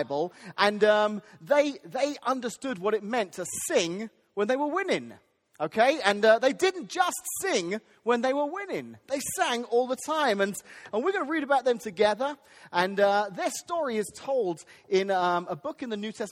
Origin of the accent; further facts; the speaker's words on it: England, United Kingdom; now in United States; I grew up in England